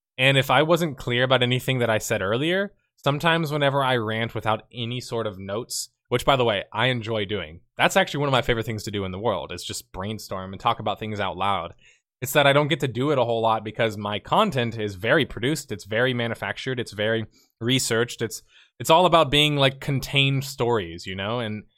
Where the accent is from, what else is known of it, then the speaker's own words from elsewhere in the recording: Houston, Texas, United States; I'm from Texas. I'm from Houston.